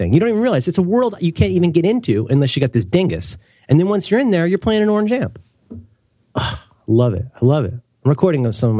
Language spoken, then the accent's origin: English; Ohio, United States; I'm from Ohio.